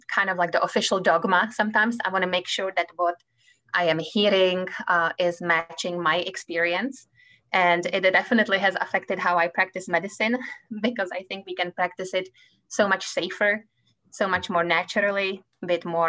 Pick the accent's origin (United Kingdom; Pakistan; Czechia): Czechia; English is a second language; moved away as an adult; also born or lived in Prague; now in Kansas City, United States; as you can tell from my accent, I come from Czech Republic